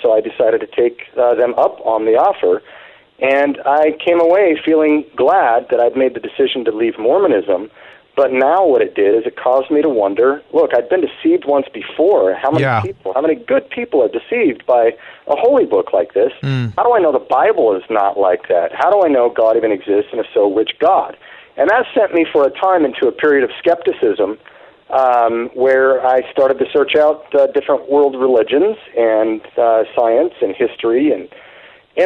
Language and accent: English; Salt Lake City, Utah, United States; I grew up in Salt Lake City, Utah